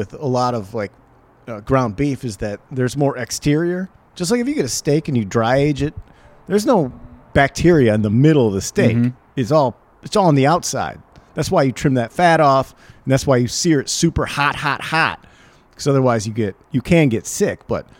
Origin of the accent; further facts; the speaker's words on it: Wisconsin, United States; Yeah, fucking just because I'm American and I eat... Well, it's Wisconsin, eh?